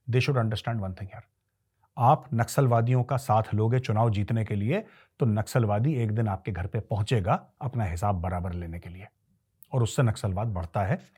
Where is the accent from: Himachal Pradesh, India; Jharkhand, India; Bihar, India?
Jharkhand, India; मैं भी झारखंड से हूं और झारखंड में नई पॉलिटिकल पार्टीज की वजह से नेक्सलाइट हमेशा इंक्रीज हो गए हैं